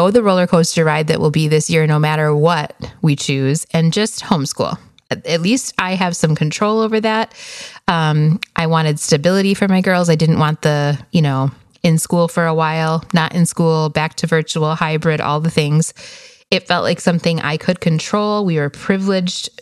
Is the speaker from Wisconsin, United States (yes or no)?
yes; Wisconsin, United States; moved away as an adult; now in Phoenix, United States; We are originally from Wisconsin, but moved here to the desert in 2009, actually. So we are in a suburb of Phoenix, Arizona